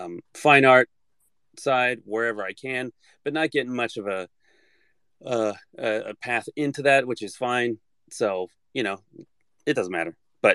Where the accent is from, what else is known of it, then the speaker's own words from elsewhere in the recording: Antioch, California, United States; It was pretty cool. You know, I think it was always really, really hot. And I know that, like, whenever we'd go out to San Francisco or go out to Oakland and all that stuff, it would be significantly cooler